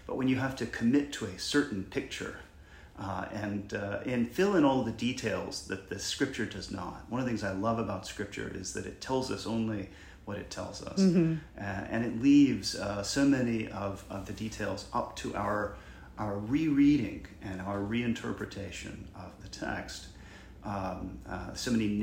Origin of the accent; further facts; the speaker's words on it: Macon, Georgia, United States; growing up in Macon, Georgia, was a member of the Episcopal Church right across the street from my house